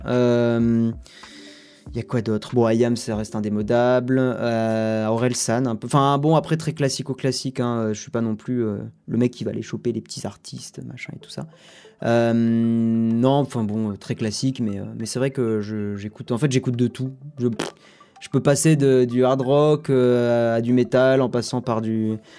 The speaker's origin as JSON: {"language": "French", "town": "Toulouse", "region": "Occitania", "country": "France", "said": "je suis toulousain"}